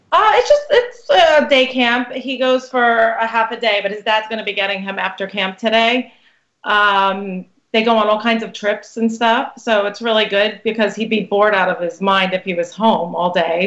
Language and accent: English; Brooklyn, New York, United States; now in New Jersey, United States; I'm actually from Brooklyn originally